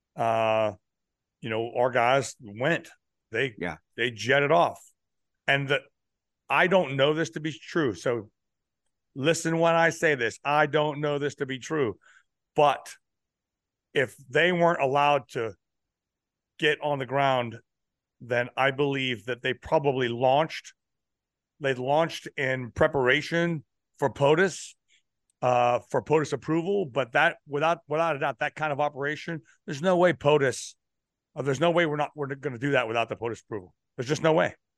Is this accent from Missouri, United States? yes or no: no; Pittsburgh, Pennsylvania, United States; also born or lived in California; now in South Carolina, United States; So I was born in California, but when I was seven years old, I was in Pennsylvania